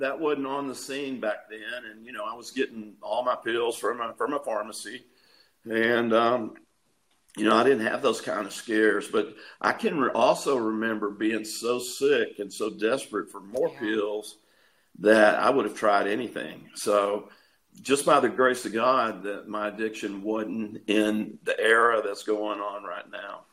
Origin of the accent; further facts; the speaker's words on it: East Texas, United States; also born or lived in Tampa, Florida; I was born and raised here in Texas